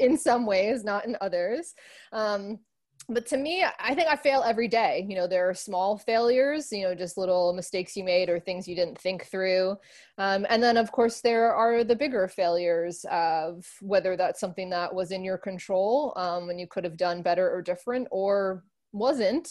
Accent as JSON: {"language": "English", "region": "Northeast", "country": "United States", "tie": "born or raised there", "also_born_or_lived": "Miami", "moved": "as an adult", "lives_now": "New York City, United States", "said": "I grew up in the Northeast"}